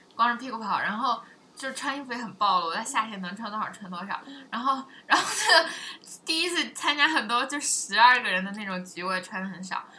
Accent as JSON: {"language": "Chinese", "country": "China", "said": "我们中国人都以为外国人比中国人要开放"}